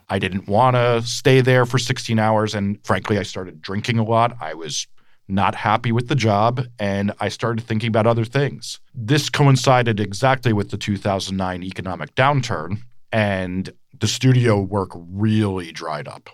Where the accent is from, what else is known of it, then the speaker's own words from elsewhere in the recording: Montclair, New Jersey, United States; I grew up right outside New York City in Montclair, New Jersey